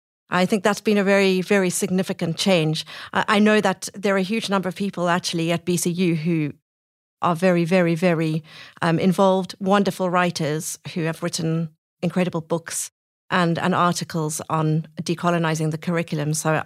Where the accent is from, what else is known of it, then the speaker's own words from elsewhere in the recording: Cape Town, Western Cape, South Africa; moved away as an adult; now in Birmingham, United Kingdom; I'm South African originally from Cape Town.